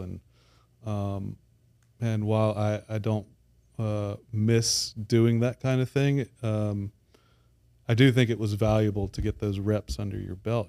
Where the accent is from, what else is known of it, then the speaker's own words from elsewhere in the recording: Baton Rouge, Louisiana, United States; moved away as an adult; also born or lived in Midwest / New Orleans; I grew up in Baton Rouge, uh, have been away for about twenty years